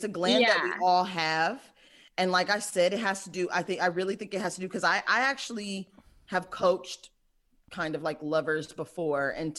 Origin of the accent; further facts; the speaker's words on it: Michigan, United States; moved away; also born or lived in Brooklyn; I'm from Michigan